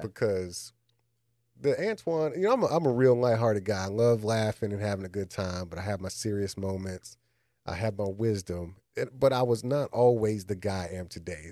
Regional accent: Austin, Texas, United States; moved away; I grew up in Austin

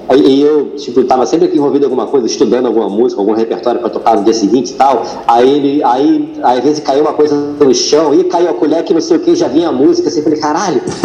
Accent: Rio de Janeiro, Brazil; Eu nasci no, Rio de Janeiro, na Zona Oeste, em Jacarepaguá

